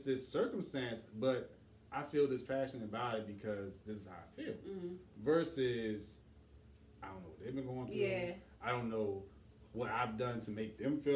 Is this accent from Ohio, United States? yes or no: no; Washington, District of Columbia, United States; growing up in Deanwood, Lincoln Heights, and, you know, Trinidad